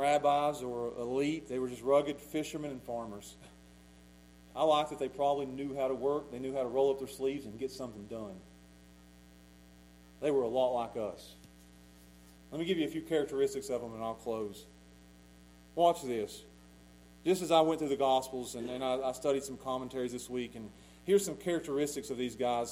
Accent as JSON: {"language": "English", "town": "Pound", "region": "Virginia", "country": "United States", "said": "I'm from Pound"}